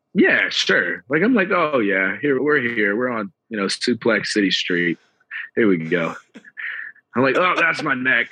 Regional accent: Atlanta, Georgia, United States; I'm from Atlanta

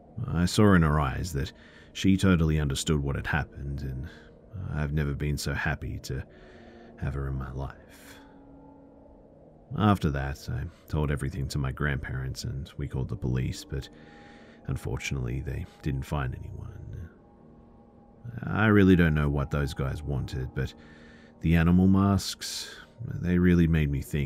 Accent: France; English is a second language; Please forgive me too if anything I said was spoken a little bit weird, as like I said, I am from France.

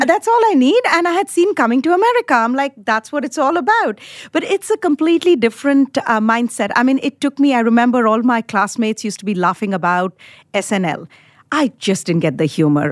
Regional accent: India; moved away as an adult; now in United States; I was born in India, grew up in India, did my undergrad in India. And I came to the United States in nineteen ninety-eight

